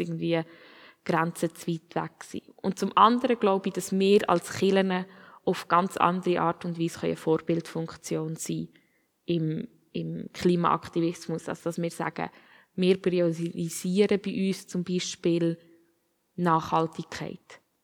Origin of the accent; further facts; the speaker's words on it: Switzerland; als Schweizer